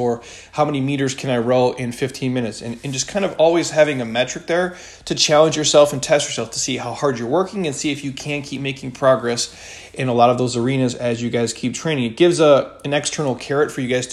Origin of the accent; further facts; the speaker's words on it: Midwest, United States; I grew up in the Midwest